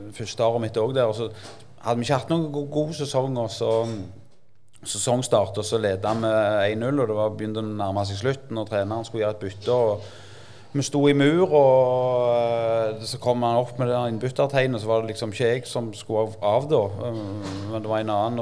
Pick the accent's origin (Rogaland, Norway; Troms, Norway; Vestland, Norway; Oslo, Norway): Rogaland, Norway; Jørpeland; Så jeg er jo født og oppvokst på Jørpeland